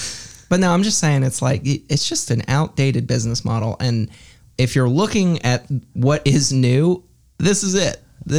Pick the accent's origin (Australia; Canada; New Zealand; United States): United States; the South; I'm a redneck from the South.